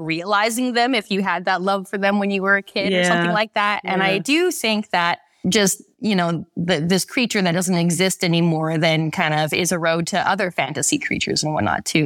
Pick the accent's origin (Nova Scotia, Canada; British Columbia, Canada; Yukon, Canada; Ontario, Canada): British Columbia, Canada; Vancouver; moved away as an adult; I'm from Vancouver, Canada originally